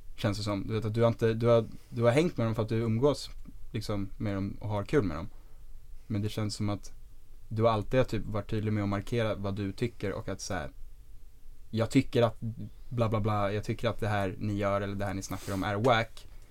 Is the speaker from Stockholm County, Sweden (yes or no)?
yes; Stockholm, Stockholm County, Sweden; also born or lived in Dalarna; vi kom ju från Östberga eh, och vi gick i Sturebyskolan.